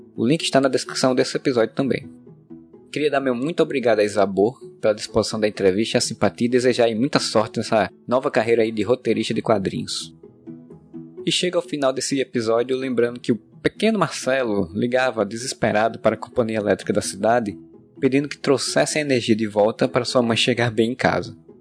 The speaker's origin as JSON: {"language": "Portuguese", "town": "Areia", "region": "Paraíba", "country": "Brazil", "tie": "born or raised there", "said": "Quando era criança em Areia, cidade do Brejo Paraibano"}